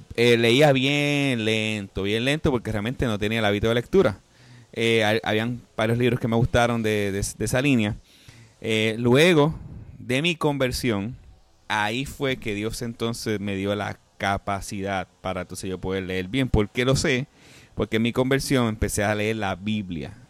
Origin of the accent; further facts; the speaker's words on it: Puerto Rico; yo soy puertorriqueño, Víctor también, nosotros como puertorriqueños